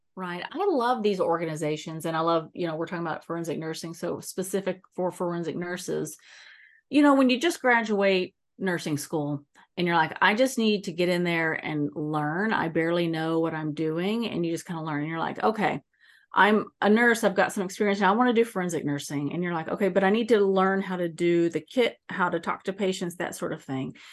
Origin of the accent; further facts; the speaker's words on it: Texas, United States; also born or lived in East Coast; now in San Diego, United States; I grew up in Texas, but I spent a lot of time on the East Coast